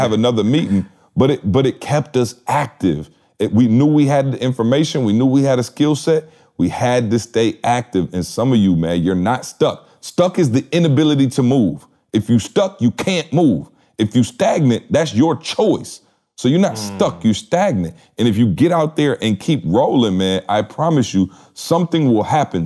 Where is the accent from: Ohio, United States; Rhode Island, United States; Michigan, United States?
Michigan, United States; Lansing; I grew up in Lansing, so I can almost see, you know, Spartan Stadium, the Breslin from my house growing up my entire life